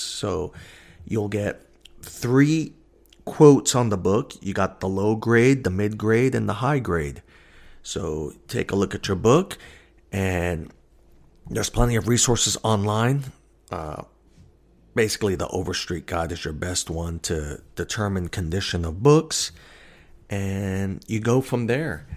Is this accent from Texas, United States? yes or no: no; New York, United States; moved away as an adult; now in Alaska, United States; I'm originally a New Yorker